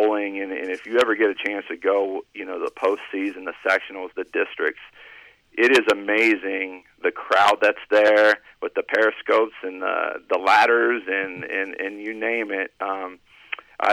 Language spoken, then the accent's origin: English; Columbus, Ohio, United States; moved away as an adult; now in Cincinnati, United States; I grew up in Columbus, played sports in Columbus, and until I moved to Cincinnati